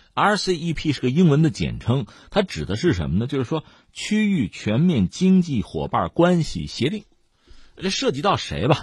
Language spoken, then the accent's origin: Chinese; China; 这我们中国人很熟这套东西嘛